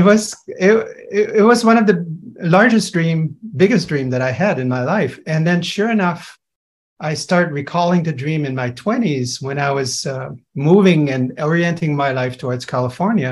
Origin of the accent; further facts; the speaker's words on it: Montreal, Quebec, Canada; I'm from Montreal